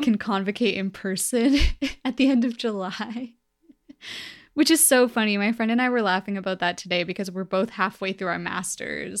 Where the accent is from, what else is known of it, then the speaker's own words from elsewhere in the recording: Vancouver, British Columbia, Canada; also born or lived in Edmonton, Alberta; I'm from Vancouver